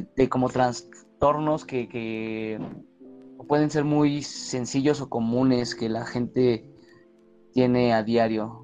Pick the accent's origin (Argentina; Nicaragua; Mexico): Mexico; Mexico City; yo soy de la Magdalena Contreras.